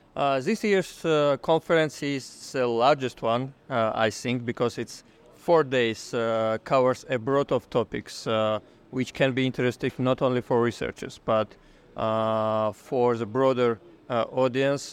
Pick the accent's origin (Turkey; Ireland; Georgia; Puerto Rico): Georgia; I'm from Georgia.